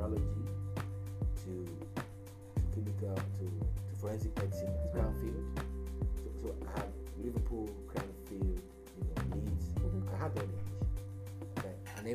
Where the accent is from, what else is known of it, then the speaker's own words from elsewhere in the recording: Nigeria; first language Igbo; English is a second language; moved away as an adult; also born or lived in Ghana; now in Aberdeen, United Kingdom; I'm a Nigerian too